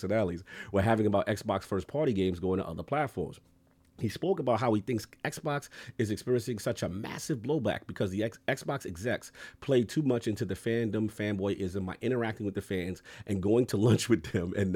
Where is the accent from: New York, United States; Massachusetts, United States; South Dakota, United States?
New York, United States; New York City; a kid from the South Bronx.